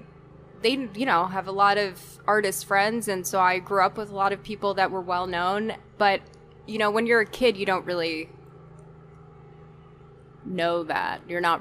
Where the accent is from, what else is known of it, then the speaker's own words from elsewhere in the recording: New York City, New York, United States; I grew up in Brooklyn.